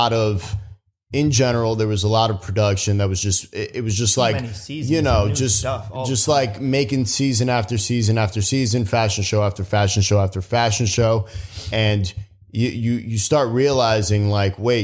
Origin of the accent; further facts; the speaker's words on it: New York City, New York, United States; I grew up in the Bronx